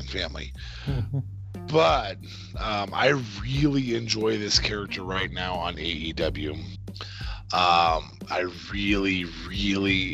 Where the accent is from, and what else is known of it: Canada